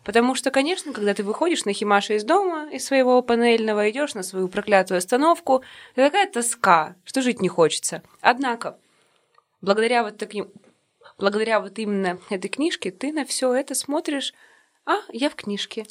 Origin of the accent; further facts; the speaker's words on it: Yekaterinburg, Sverdlovsk Oblast, Russia; мы угу. коренные жители этого города